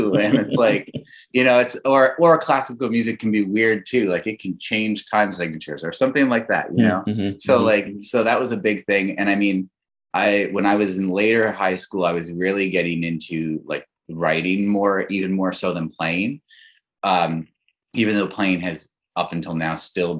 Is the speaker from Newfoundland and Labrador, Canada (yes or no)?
yes; Labrador City, Newfoundland and Labrador, Canada; moved away; also born or lived in St. John's / Montreal; I'm originally from Labrador City or Labrador West in Newfoundland, Labrador.